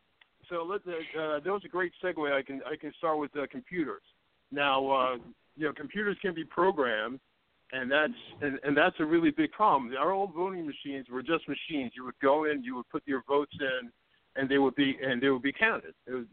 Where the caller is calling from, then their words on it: New York City, New York, United States; I'm calling from Brooklyn.